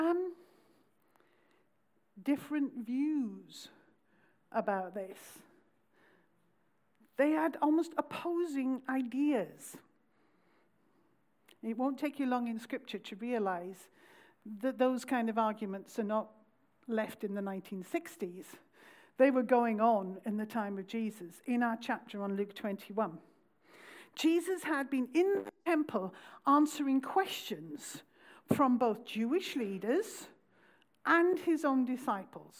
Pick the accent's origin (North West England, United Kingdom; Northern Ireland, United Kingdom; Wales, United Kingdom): Wales, United Kingdom; Pontypridd; I come from South Wales, around the valley, a little town called Pontypridd